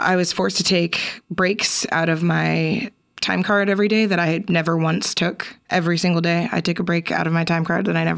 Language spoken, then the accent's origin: English; East Bay, California, United States; now in Portland, United States; I'm from the East Bay myself.